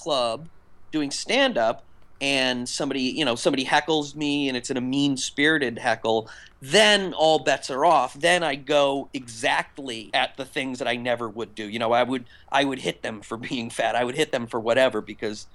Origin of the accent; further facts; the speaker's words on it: Western Massachusetts, United States; I grew up in Western Massachusetts